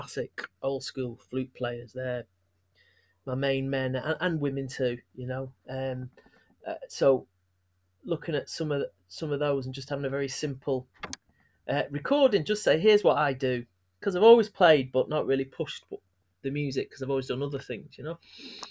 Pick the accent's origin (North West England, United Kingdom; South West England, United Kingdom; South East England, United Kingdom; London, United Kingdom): North West England, United Kingdom; Manchester; growing up in Manchester, stuff I talk about, being Irish and English, being both, being neither.